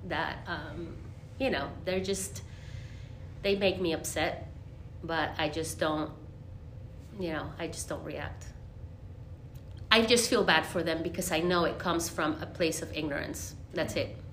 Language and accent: English; Monterrey, Nuevo León, Mexico; now in Nashville, United States; I am from Monterrey, Mexico.